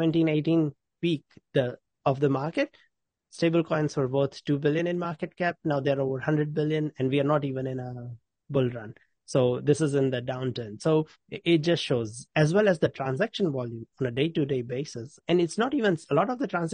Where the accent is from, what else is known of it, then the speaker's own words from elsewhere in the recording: New Zealand; I'm from New Zealand